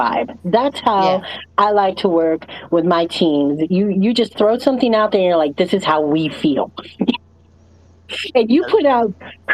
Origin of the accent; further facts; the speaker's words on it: Saipan, Northern Mariana Islands; moved away; also born or lived in Las Vegas, Nevada, United States; I come from Micronesia, an island called Saipan